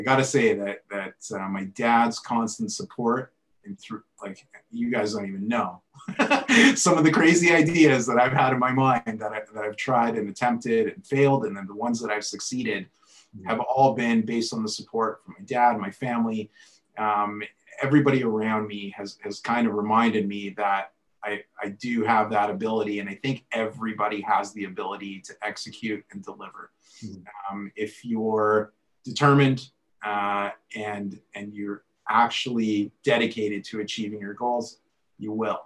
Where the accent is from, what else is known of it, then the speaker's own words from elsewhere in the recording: Edmonton, Alberta, Canada; Born and raised in Edmonton.